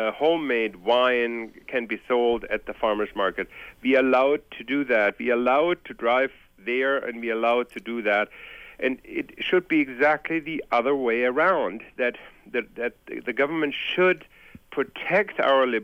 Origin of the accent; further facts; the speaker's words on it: Germany; moved away; I'm originally from Germany, and I have gone through post-war grew up during post-war